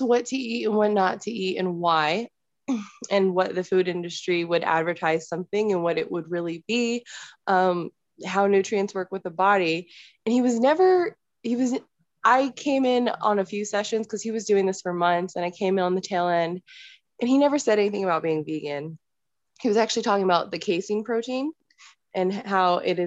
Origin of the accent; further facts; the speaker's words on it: Northern Virginia, United States; now in Colorado, United States; I'm originally from the Northern Virginia area. I moved to Colorado and that's where I'm hanging out now